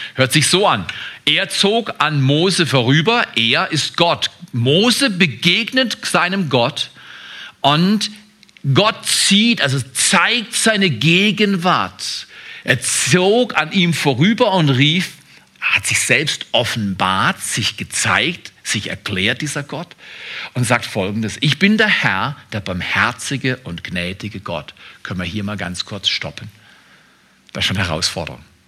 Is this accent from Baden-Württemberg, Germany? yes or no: yes; Freiburg, Baden-Württemberg, Germany; ich bin in eine bestimmte Familie hineingeboren worden an einem bestimmten Ort. Das war Freiburg. Ich bin nicht in Scarborough, Ontario, Toronto aufgewachsen, wie meine Frau. Ich bin kein Kanadier, ich bin Deutscher.